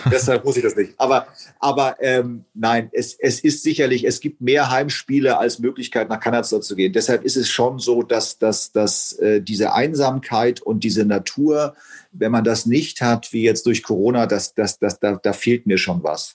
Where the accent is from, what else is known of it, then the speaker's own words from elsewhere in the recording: Hamburg, Germany; Ich bin in Poppenbüttel zur Schule gegangen